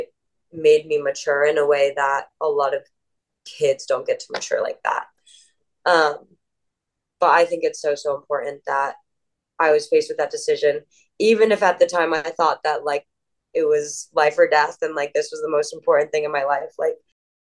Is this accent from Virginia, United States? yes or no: yes; Northern Virginia, United States; I grew up in Northern Virginia in America